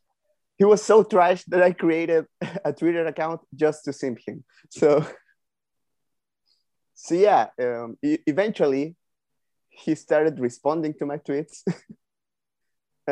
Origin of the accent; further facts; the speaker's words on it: Chile; I'm from Chile